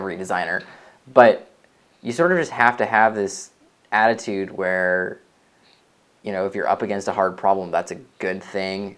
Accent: Chicago, Illinois, United States; moved away as an adult; now in San Francisco, United States; I live in San Francisco right now. And I've been here for 5 years. But I come from Chicago area

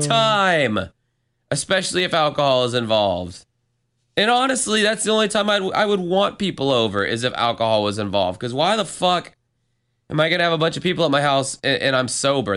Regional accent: Florida, United States; first language English; my home state of Florida

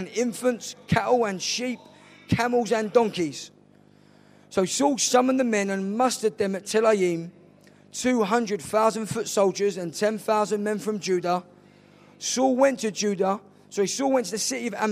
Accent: London, United Kingdom; also born or lived in Nottingham; I'm from South East London.

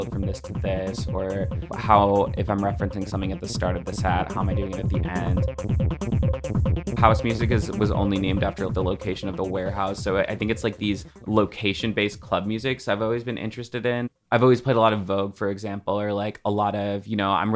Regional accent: Florida, United States; moved away; also born or lived in Belize; I'm from Florida

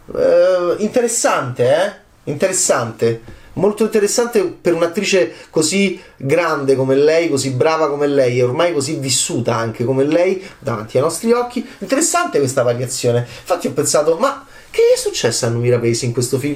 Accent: Italy

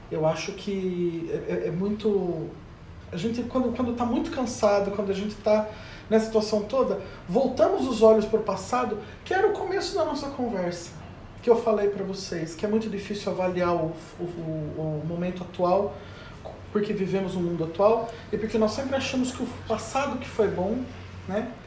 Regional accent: Brazil; E essa deixou de ser a nossa preocupação enquanto brasileiro há

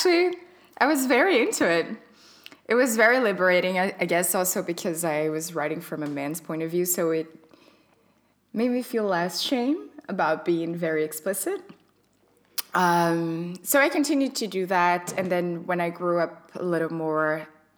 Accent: Brazil; moved away as an adult; now in Berlin, Germany; I'm from Brazil, but I've been living here in Berlin for nearly 5 years now.

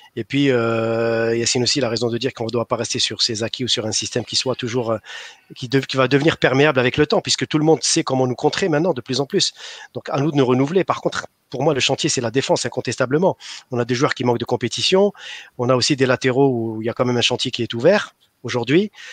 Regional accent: Algeria; on est des Algériens

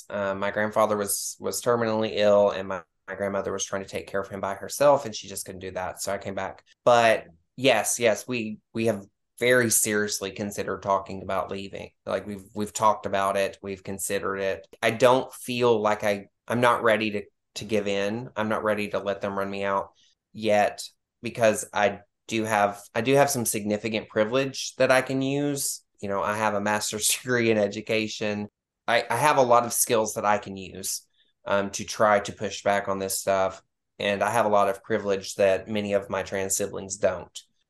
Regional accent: Arkansas, United States; born there; also born or lived in Tennessee / Texas; So I was born in Arkansas, but I came here to live with my family.

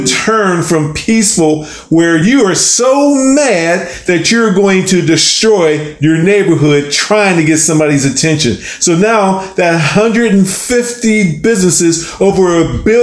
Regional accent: Coal Valley, Pennsylvania, United States; moved away as an adult; also born or lived in Pittsburgh, Pennsylvania; now in Tallahassee, United States; Myself and my family, we grew up in Coal Valley, Pennsylvania

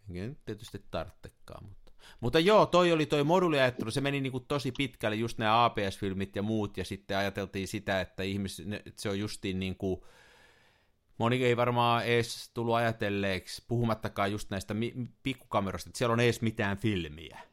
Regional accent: Tampere, Pirkanmaa, Finland; also born or lived in Turku

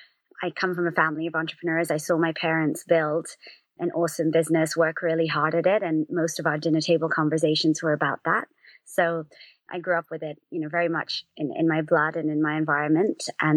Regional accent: London, United Kingdom; also born or lived in United States; So I actually grew up in London and was born and raised here, but spent some time in the States.

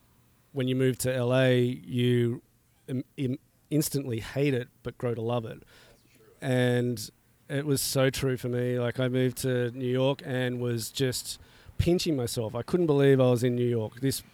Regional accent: Australia; I came from Australia.

